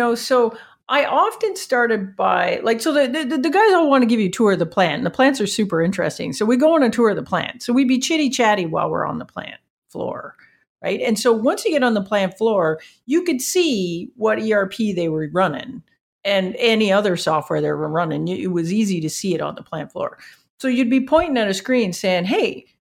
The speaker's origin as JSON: {"language": "English", "country": "Canada", "said": "I'm from Canada and we run this little startup"}